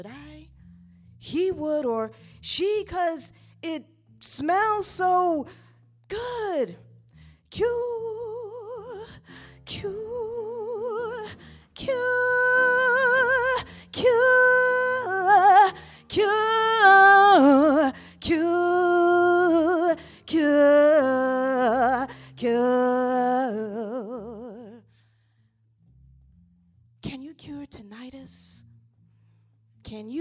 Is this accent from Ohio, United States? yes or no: yes; Cleveland, Ohio, United States; now in Brooklyn, United States; I'm originally from Cleveland